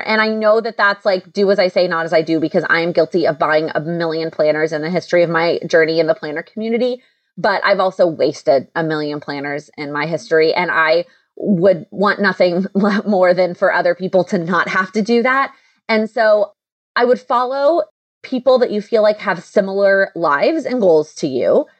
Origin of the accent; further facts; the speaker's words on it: Texas, United States; moved away; I'm originally from Texas